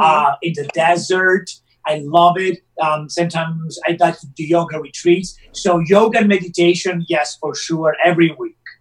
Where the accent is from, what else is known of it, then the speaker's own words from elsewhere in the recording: Rome, Lazio, Italy; moved away as an adult; now in Los Angeles, United States; my hometown and Rome and in Italy